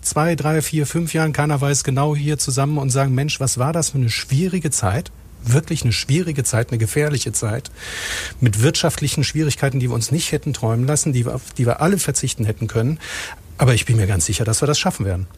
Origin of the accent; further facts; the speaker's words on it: Rhineland, Germany; Zugleich bin ich aber auch gebürtiger Rheinländer